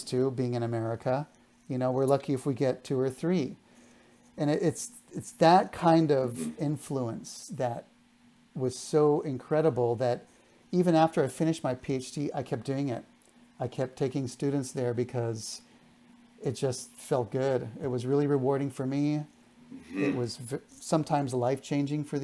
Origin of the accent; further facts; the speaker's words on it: South Texas, United States; my hometown in South Texas